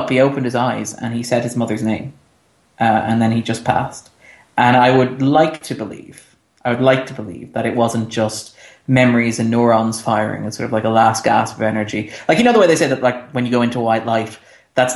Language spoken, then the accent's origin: English; Ireland; We're Irish, so our official religion is lapsed Catholic.